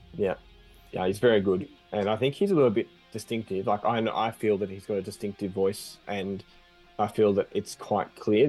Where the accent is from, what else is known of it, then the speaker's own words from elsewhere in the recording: Australia; we're from Australia